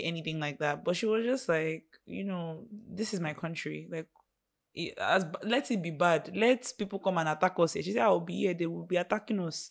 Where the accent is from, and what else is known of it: Nigeria